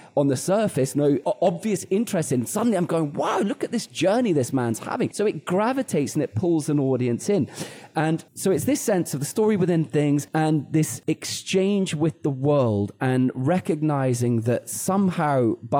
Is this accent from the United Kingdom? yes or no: yes; United Kingdom; I'm British